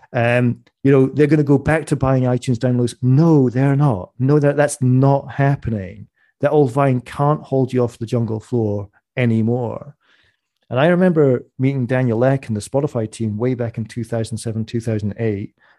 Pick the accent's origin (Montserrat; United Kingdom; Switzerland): United Kingdom; Scottish Borders, Scotland; I'm from the Scottish borders. We have more sheep than people in my village